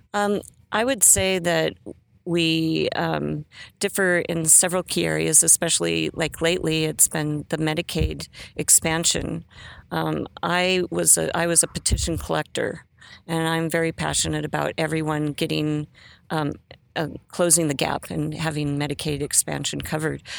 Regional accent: Great Falls, Montana, United States; I came from Great Falls, Montana, from a working class family.

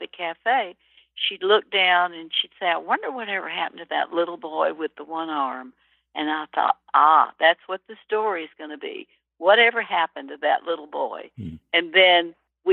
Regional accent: Birmingham, Alabama, United States; moved away; also born or lived in New York City; where I grew up in Birmingham, Alabama

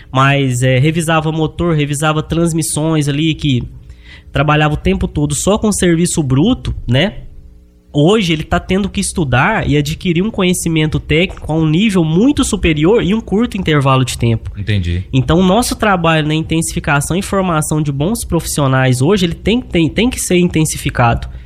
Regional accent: Luz, Minas Gerais, Brazil; Chama Luz, Minas Gerais. É. Fica ali próximo de Divinópolis, Bom Despacho, na, na beirada da 262, ali depois da Serra da Saudade.

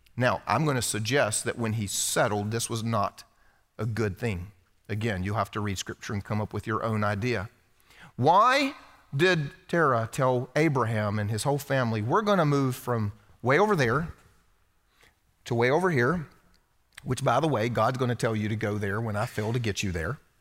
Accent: South Carolina, United States; You see, I was raised here in the Bible Belt. This is where I'm from, South Carolina.

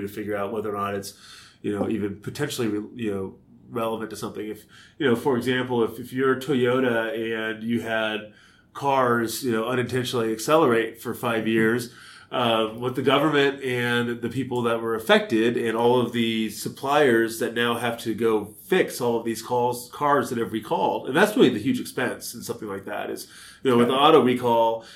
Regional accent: Bay Area and Sacramento, California, United States; moved away as an adult; also born or lived in San Francisco, California / San Diego, California / Los Angeles, California; now in Kansas City, United States; I was born in San Francisco, grew up in the Bay Area and in Sacramento

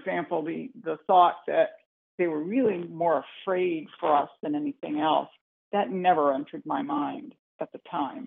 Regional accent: Hamtramck, Michigan, United States; also born or lived in Detroit, Michigan; I was born in Detroit, Michigan, actually, and I lived in a town called Hamtramck, Michigan, which is a small town surrounded by the city

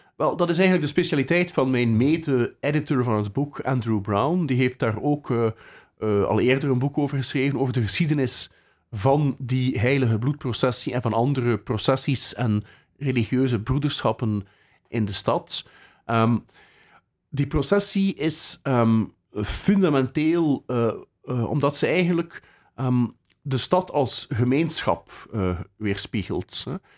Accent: Bruges, Flanders, Belgium; now in Ghent, Belgium; Ik ben, eh, geboren in de, in de Lanen, eh, vlakbij het zand, in het centrum, eh, van Brugge.

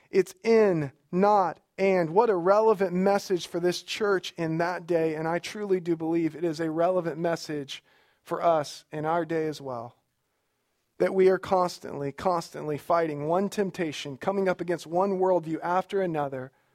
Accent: Alabama, United States; My wife is here, and, uh, we are from Alabama

